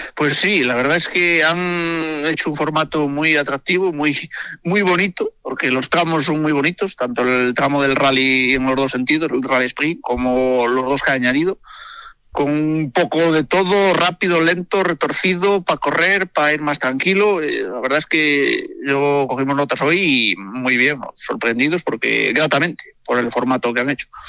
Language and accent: Spanish; Galicia, Spain; moved away; also born or lived in El Bierzo; nací en un pueblo gallego y estuve ahí muchos años.